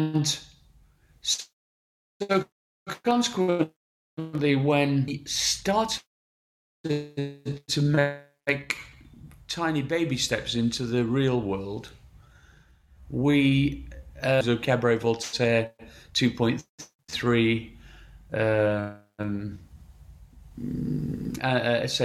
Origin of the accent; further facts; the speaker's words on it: Sheffield, Yorkshire and the Humber, United Kingdom; moved away as an adult; I'm from Sheffield and grew up in Sheffield till I was 21 years old.